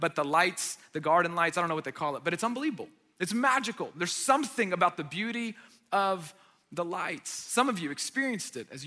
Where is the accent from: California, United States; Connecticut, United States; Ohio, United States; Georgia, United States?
Georgia, United States; Marietta; I grew up in Marietta.